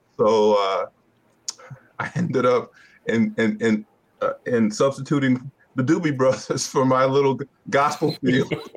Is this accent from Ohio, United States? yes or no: no; Hartford, Connecticut, United States; moved away as an adult; now in Roanoke, United States; I'm originally from Hartford, Connecticut